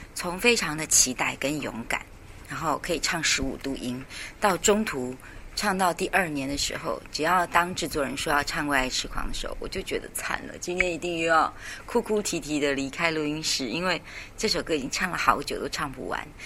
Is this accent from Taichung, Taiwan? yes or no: no; Taipei, Taiwan; 我的家乡台北市